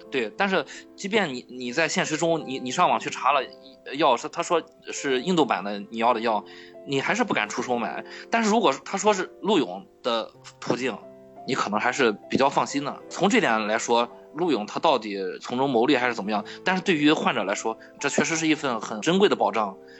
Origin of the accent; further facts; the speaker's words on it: Qingdao, Shandong, China; 我从小在疗养院长大的。我为什么叫…？…就是青岛这边儿一个地名